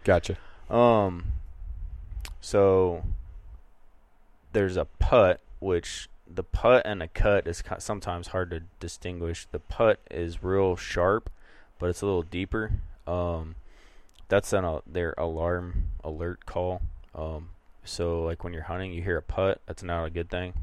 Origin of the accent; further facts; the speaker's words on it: northeast Kansas, United States; moved away as an adult; now in Montana, United States; So I cut my teeth chasing birds in, in northeast Kansas.